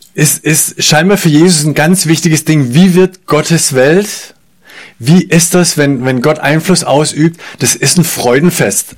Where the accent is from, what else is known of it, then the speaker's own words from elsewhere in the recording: Germany; wir, glaube ich, als Deutsche